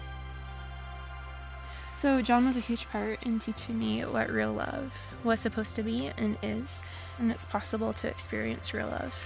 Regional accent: Canada; I'm originally from Canada

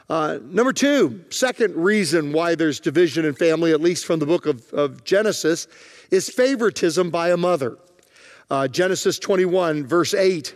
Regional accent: Virginia, United States; It was a little miniature, smaller farm that we grew up on in Virginia.

